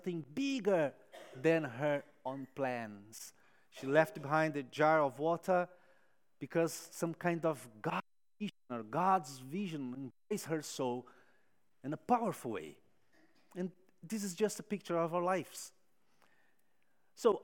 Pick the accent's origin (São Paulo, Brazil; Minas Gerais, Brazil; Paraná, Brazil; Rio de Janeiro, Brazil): São Paulo, Brazil; moved away; São Paulo, my home city